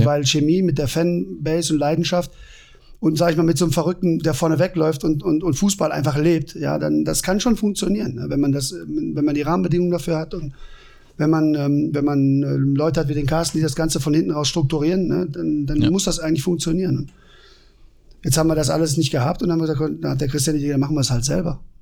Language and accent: German; West Germany, Germany; now in Leipzig, Germany; im Westen bei uns, äh, wo ich herkomme